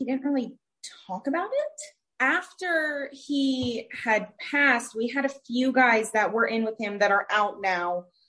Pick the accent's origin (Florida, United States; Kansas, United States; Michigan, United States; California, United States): Florida, United States; Bradenton; We're from Bradenton, Florida.